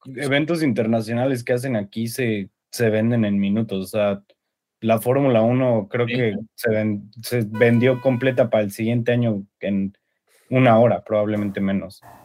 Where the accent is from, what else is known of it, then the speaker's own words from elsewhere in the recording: Mexico; muchos mexicanos adoptamos mucha cultura americana